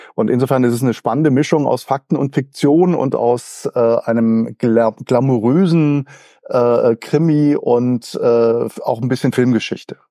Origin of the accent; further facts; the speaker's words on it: near Freiburg, Baden-Württemberg, Germany; accent: Alemannic; also born or lived in Mannheim; Ich bin äh, in der Nähe von Freiburg aufgewachsen, obwohl ich aber gebürtiger Mannheimer bin.